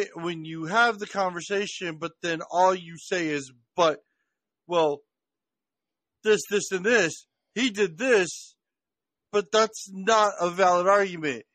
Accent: Washington, District of Columbia, United States; I grew up in Washington D.C., so I grew up around everything.

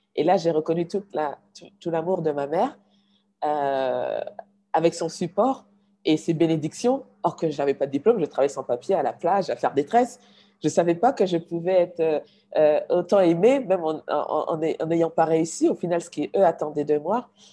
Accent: Mali; also born or lived in United States

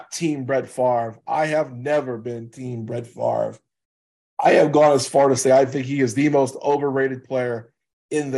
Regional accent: Louisiana, United States; I'm from Louisiana

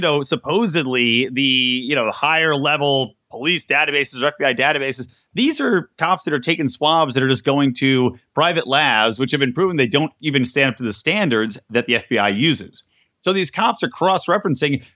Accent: Yardley, Pennsylvania, United States; I grew up in Bucks County, Pennsylvania

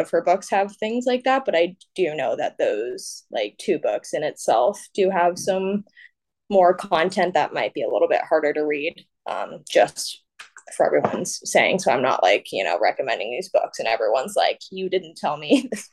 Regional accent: San Jose, California, United States; moved away as an adult; also born or lived in Federal Way, Washington / Washington, District of Columbia, United States; now in San Diego, United States; I was really young when I moved, which is why I always say that I'm from San Jose, because I didn't spend a lot of my life in Federal Way, Tacoma.

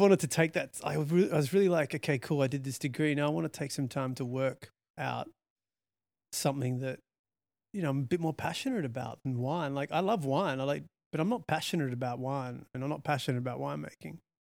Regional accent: Australia; also born or lived in London; I'm Australian

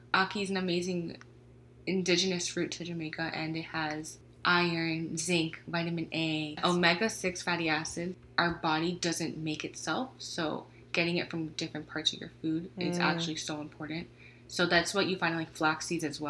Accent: Venezuela; We're from Venezuela

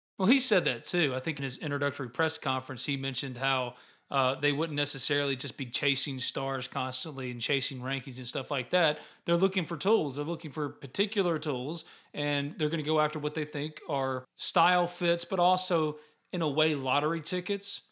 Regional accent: New Albany, Mississippi, United States; I'm from New Albany

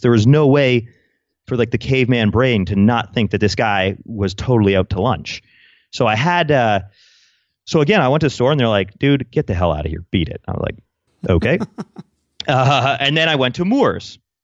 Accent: Canada; I'm Canadian

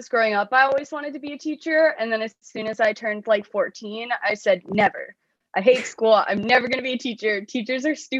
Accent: Florida, United States; I worked for a representative from my hometown

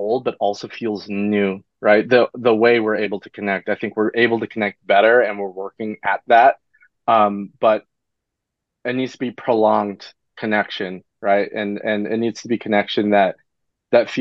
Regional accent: Vancouver, Washington, United States; now in Los Angeles, United States; I grew up in Vancouver, Washington

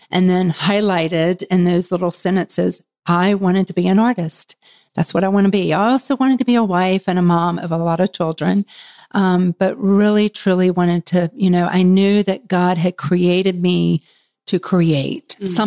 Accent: Charlotte, North Carolina, United States; from Charlotte, North Carolina.

